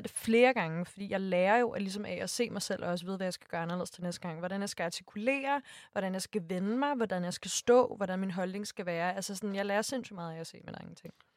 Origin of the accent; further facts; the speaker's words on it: Næstved, Zealand, Denmark; jeg er fra Næstved